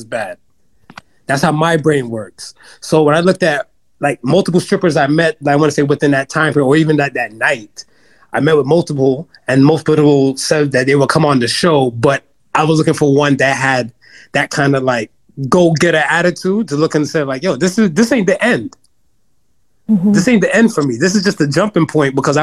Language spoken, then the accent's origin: English; United States; I'm the American in the room